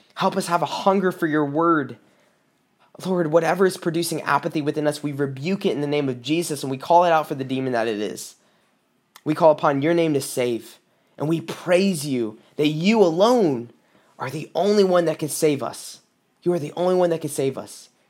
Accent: South Carolina, United States; now in Michigan, United States; I'm from South Carolina. I moved up to Michigan in two thousand sixteen

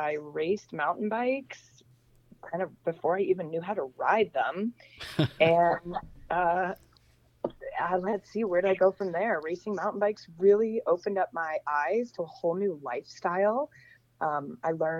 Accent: Portland, Oregon, United States; moved away as an adult; also born or lived in Los Angeles; I was born and raised in Portland, Oregon, in the rain.

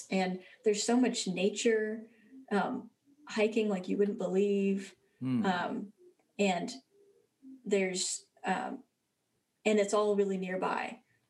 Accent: Springfield, Missouri, United States; moved away as an adult; also born or lived in Evanston, Illinois / Bowling Green, Ohio; So I grew up in Southwest Missouri in Springfield, which is close to Branson.

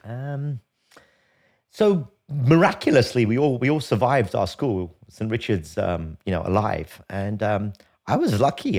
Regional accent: London, United Kingdom; I grew up in London. Um, in a, in a place called Archway, North London

